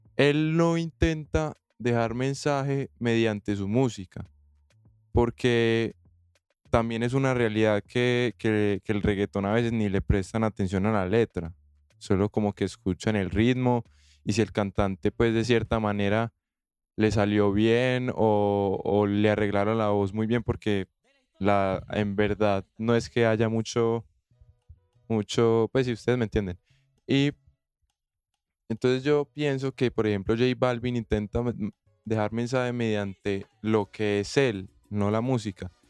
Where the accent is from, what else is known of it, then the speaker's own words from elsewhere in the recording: Colombia; yo como colombiano